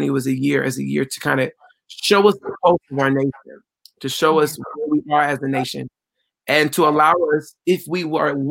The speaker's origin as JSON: {"language": "English", "country": "United States", "tie": "born or raised there", "said": "growing up in America"}